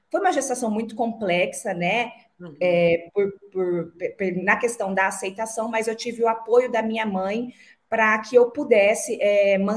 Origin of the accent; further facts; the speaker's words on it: Dourados, Mato Grosso do Sul, Brazil; eu tive uma infância simples é, no interior do Mato Grosso do Sul. Eu nasci e me criei em Dourados que é a segunda maior cidade do nosso estado